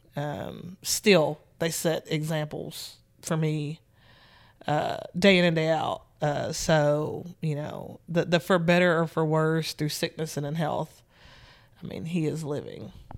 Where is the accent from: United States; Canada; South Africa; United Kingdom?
United States; Nashville, Tennessee; I'm from Nashville, Tennessee, born and raised.